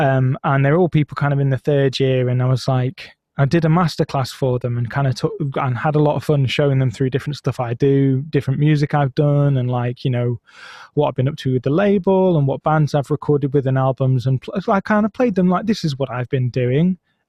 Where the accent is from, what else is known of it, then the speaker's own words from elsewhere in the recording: Blackburn, North West England, United Kingdom; Oh, I'm from Blackburn. Oh, it's shit, isn't it? Yeah, it's a bit shit.